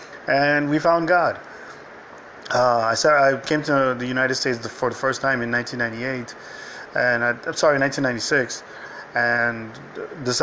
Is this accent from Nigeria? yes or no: yes; Nigeria; moved away; I was raised in Nigeria